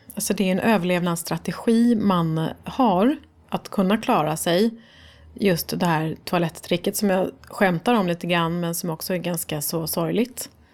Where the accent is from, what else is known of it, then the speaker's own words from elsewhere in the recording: Stockholm, Stockholm County, Sweden; Jag är uppvuxen i Farsta